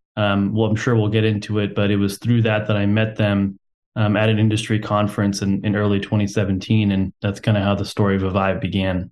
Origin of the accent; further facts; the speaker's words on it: Houston, Texas, United States; I'm from Texas, and I was born and raised in Houston